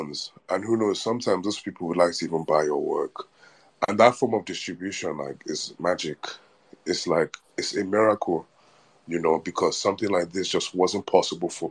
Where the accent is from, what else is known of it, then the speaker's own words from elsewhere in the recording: Nigeria; as a Nigerian or African